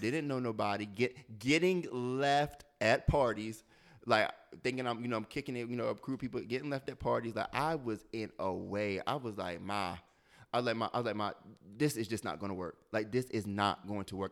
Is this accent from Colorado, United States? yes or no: no; Delaware, United States; moved away as an adult; I'm from Delaware, and so Delaware is predominantly white.